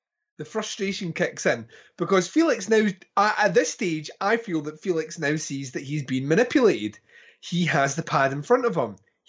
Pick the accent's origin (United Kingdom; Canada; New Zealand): United Kingdom; Scotland; Well, I'm Scottish, right? So.